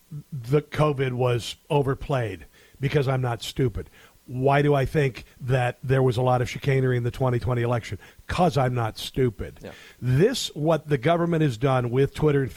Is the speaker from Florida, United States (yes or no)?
no; Iowa, United States; also born or lived in Washington, D.C.; now in Kansas City, United States; I'm from Iowa, and this is I live in Kansas City now. I've lived in Washington, D.C.